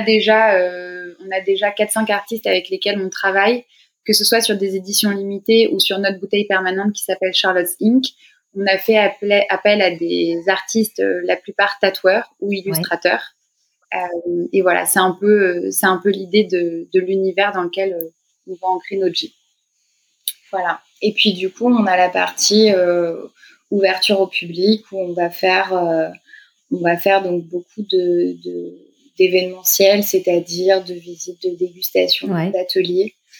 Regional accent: Paris, Île-de-France, France; moi je suis originaire de Paris, j'ai grandi j'ai grandi ici

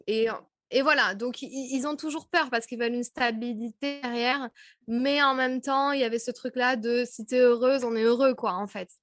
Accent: France; accent: French; moved away as an adult; also born or lived in Paris / United States; Je parlais anglais, mais alors à tout va, avec mon vieux accent français

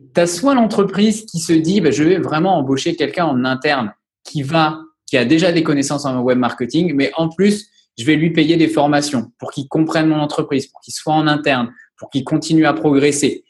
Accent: Angers, Pays de la Loire, France; moved away as an adult; now in La Rochelle, France; Je suis originaire d'Angers. J'ai fait mes études sur Angers.

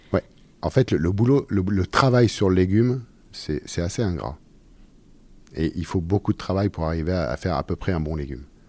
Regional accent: Orléans, Centre-Val de Loire, France; also born or lived in Sologne; je, suis né à Orléans, j'ai grandi dans le Loiret

